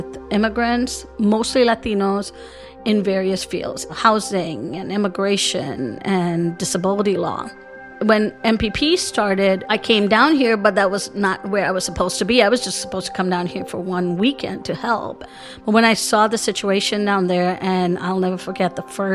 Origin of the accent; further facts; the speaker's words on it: India; moved away as an adult; also born or lived in Wisconsin / Rio Grande Valley, Texas; now in United States; I'm originally from India. I immigrated to the U.S. in the 80s as a student